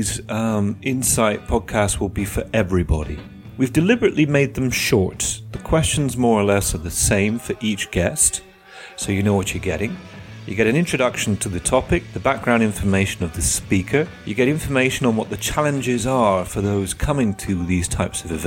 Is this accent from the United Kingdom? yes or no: yes; United Kingdom; moved away; my home country of the UK